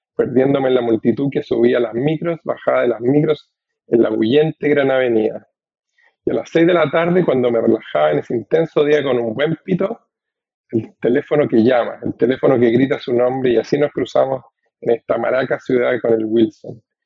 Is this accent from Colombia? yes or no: no; central Chile, Chile; accent: voz masculina chilena central; now in United States; en mi voz, que es una, la voz masculina chilena central